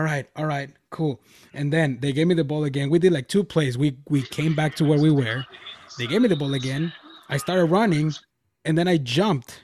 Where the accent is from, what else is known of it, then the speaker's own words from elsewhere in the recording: Mexico; moved away; Back in my hometown, which is over there in Mexico, I'm from Mexico.